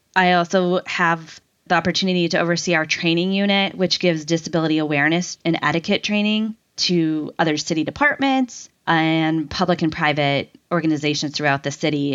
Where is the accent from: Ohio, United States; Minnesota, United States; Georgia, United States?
Ohio, United States; Cortland; moved away; I grew up in Cortland, Ohio. which is about an hour and a half from Cleveland